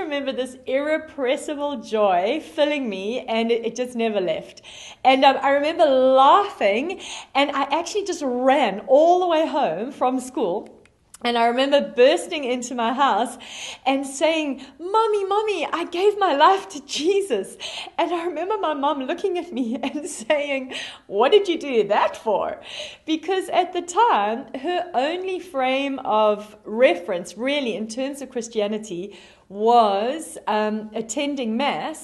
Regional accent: South Africa; moved away; you can hear from my accent, that I am originally from South Africa. And when I was 8 years old, I had a wonderful grade school teacher in South Africa

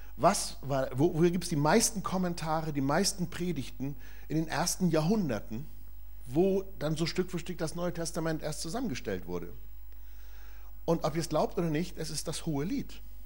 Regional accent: Germany; Wir als Deutsche

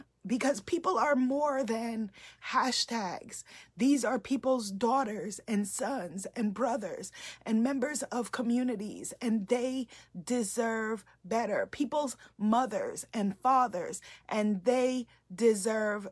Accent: New York City, New York, United States; I grew up in New York City

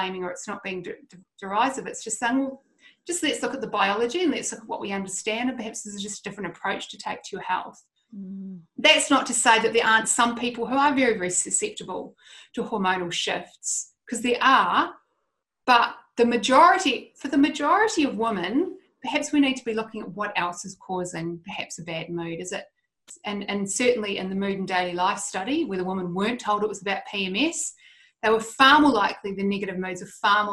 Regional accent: Christchurch, Canterbury, New Zealand; I'm from Christchurch, so my family went through all the Christchurch earthquakes

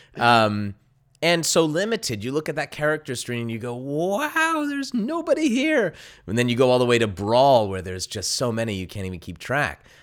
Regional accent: Las Vegas, Nevada, United States; I grew up in Las Vegas

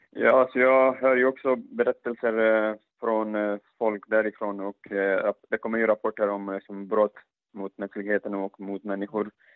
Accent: Afghanistan; moved away; Jag själv som afghan

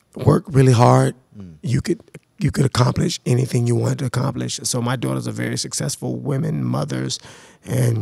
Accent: Jacksonville, Florida, United States; I grew up in Florida, Jacksonville, Florida

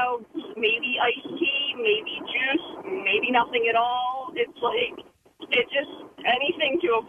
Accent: Philadelphia, Pennsylvania, United States; And yes, I say water. I'm from Philly.

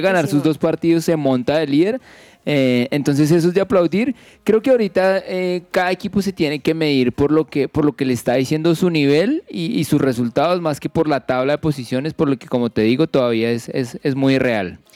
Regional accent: Colombia

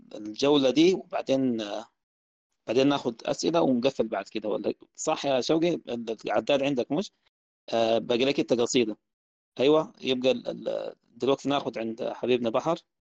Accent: Sudan

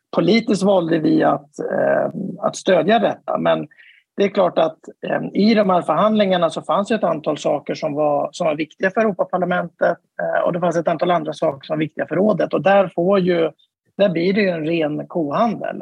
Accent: Sweden; jag är svensk

